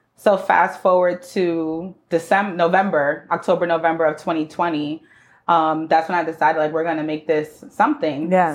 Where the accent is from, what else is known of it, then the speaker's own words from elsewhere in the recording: New York City, New York, United States; I was born and raised in the Bronx